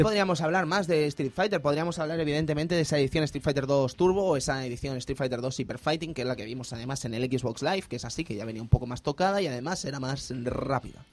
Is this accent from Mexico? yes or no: no; Spain